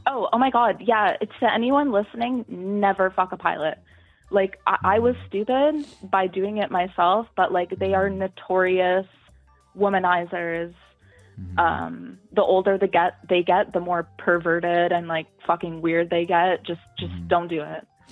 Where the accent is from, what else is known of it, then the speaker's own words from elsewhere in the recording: Canada; I'm from Canada actually, so we we both work for a Canadian airline.